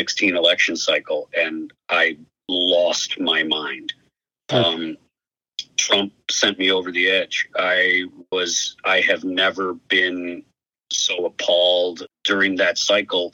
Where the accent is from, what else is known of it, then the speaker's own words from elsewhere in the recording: Midwest, United States; moved away as an adult; also born or lived in Alabama / New York; I grew up in the Midwest